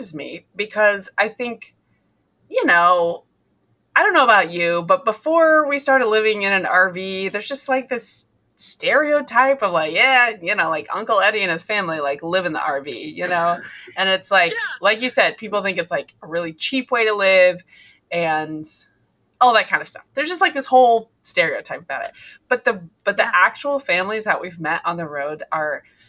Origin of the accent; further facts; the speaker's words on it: Nebraska, United States; we're from Nebraska, so I understand a miserable winter